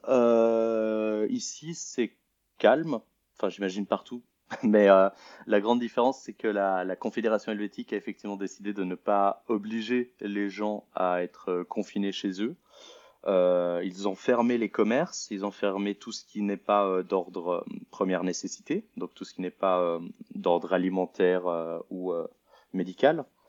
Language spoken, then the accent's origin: French; Lausanne, Vaud, Switzerland; moved away as an adult; also born or lived in Paris; je suis originaire de Lausanne, en Suisse